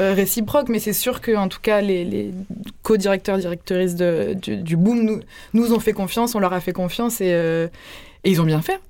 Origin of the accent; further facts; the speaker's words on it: Marseille, Provence-Alpes-Côte d'Azur, France; moved away; j'ai grandi à Marseille